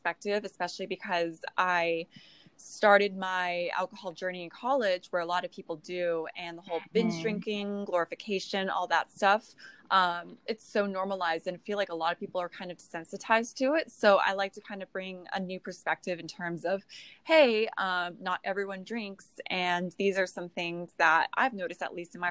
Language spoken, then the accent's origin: English; California, United States; now in North Carolina, United States; I'm originally from California.